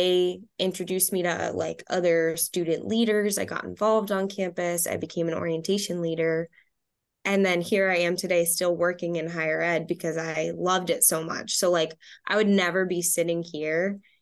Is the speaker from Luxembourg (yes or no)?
no; Dracut, Massachusetts, United States; I grew up in Dracut, so it was about an hour away.